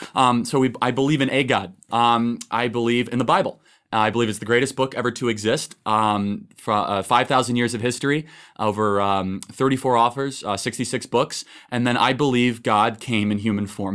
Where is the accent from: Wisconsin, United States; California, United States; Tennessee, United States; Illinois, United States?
Illinois, United States; Chicago; I'm from Chicago